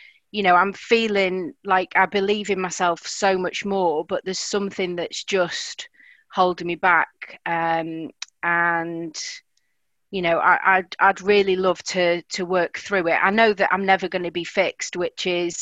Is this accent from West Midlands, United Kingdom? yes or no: no; Blackpool, North West England, United Kingdom; moved away as an adult; now in South of England, United Kingdom; I'm from Blackpool, originally